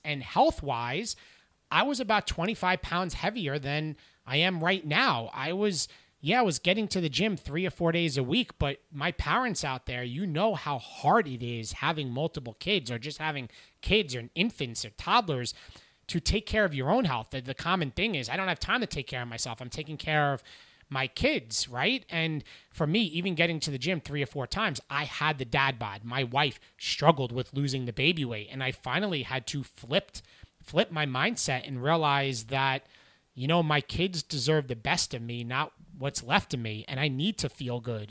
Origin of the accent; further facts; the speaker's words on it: St. James, New York, United States; I grew up in New York, specifically in Long Island in Suffolk County in Saint James, which is in Smithtown.